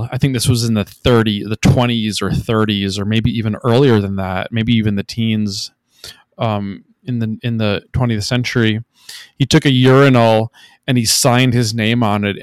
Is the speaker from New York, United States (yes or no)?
no; Minnesota, United States; I grew up in Minnesota